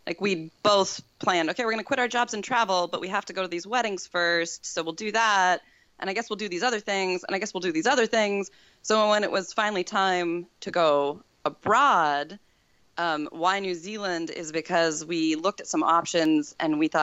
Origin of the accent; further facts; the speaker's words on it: Wyoming, United States; I grew up in Wyoming, which is the least populated state in the nation